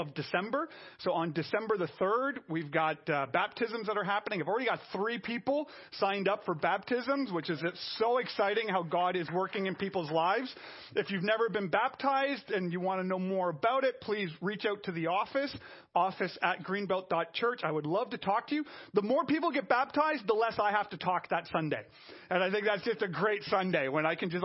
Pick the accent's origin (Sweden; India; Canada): Canada; I'm French Canadian.